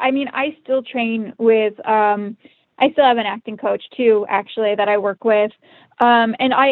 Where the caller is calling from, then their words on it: Atlanta, Georgia, United States; also born or lived in Cleveland, Ohio; Um, I'm actually joining you from Atlanta, Georgia.